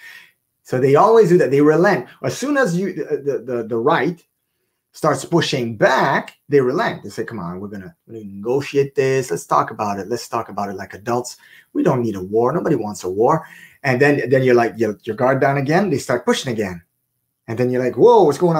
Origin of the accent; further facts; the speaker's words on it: Canada; I'm Canadian